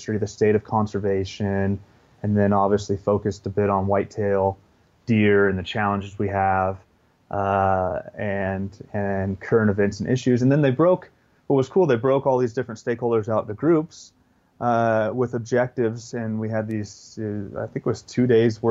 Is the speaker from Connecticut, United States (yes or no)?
no; Northern California, United States; now in Montana, United States; I grew up in Northern California